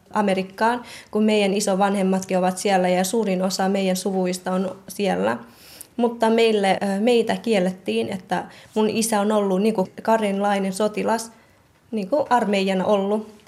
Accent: Kotka, Kymenlaakso, Finland; also born or lived in Thailand; olen Kotkasta ja olen 23-vuotias sairaanhoitaja-opiskelija.

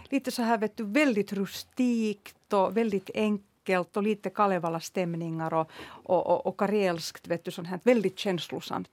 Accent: Helsinki, Uusimaa, Finland; Jag är ju uppvuxen på Södra Esperiagatan så jag promenerade alltid med mamma till, till Töletorg

